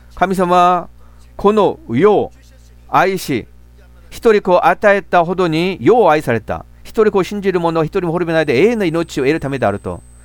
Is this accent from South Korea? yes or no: yes; Gimcheon, North Gyeongsang, South Korea; Japanese is a second language; moved away; 私もふるさとは、あの、京部、金천という町